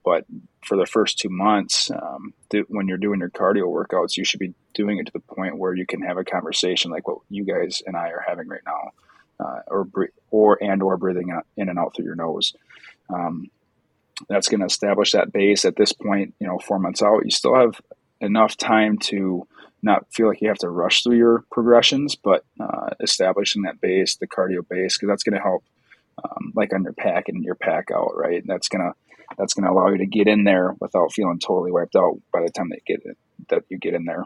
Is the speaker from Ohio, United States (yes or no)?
no; Wisconsin, United States; I am from Wisconsin